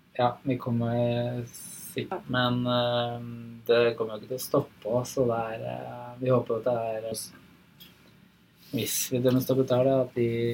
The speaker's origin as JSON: {"language": "Norwegian", "region": "eastern Vestfold", "country": "Norway", "tie": "born or raised there", "said": "Jeg vokste opp i Øst Vestfold"}